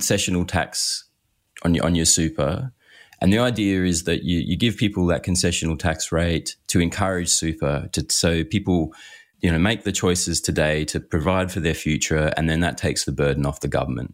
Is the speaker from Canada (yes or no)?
no; Australia